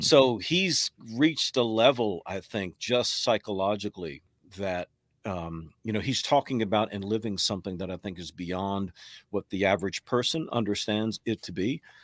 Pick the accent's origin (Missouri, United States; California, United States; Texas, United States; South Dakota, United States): Texas, United States; moved away as an adult; also born or lived in New York; now in North Carolina, United States; I live in North Carolina now, born in New York. Spent most of my years growing up in Texas, relocated to North Carolina in ninety-seven.